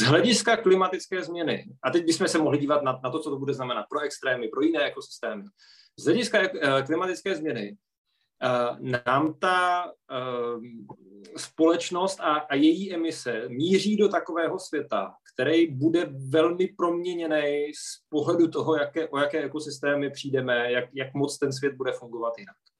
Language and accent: Czech; Czechia; my jako Češi